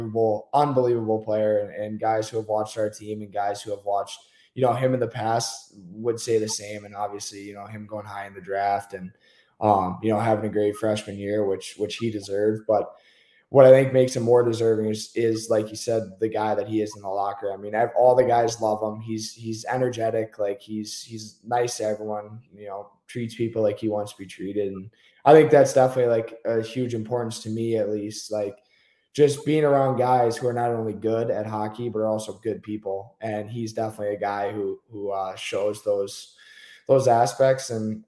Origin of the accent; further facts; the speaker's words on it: Michigan, United States; growing up in Michigan as a defenseman